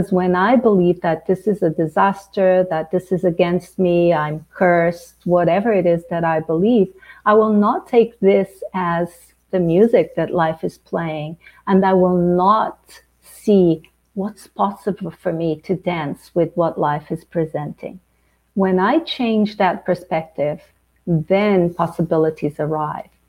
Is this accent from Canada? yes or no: no; Angola; born there; So my father was from Portugal, uh, the colonizer. I was born in Angola.